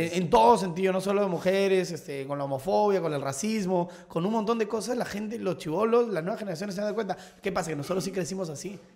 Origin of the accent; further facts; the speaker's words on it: Lima, Peru; Yo tuve mi infancia, yo viví en San Miguel toda mi infancia, ah, hasta los 12, 13 años.